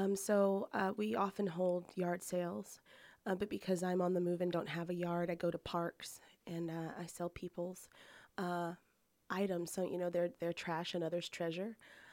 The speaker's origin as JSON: {"language": "English", "town": "Sicklerville", "region": "New Jersey", "country": "United States", "tie": "born or raised there", "said": "I was born on the East Coast in a little town called Sicklerville in New Jersey, and grew up there, had a life there, and decided that that moving was going to be my life's mission, and I decided to pack everything up and head west."}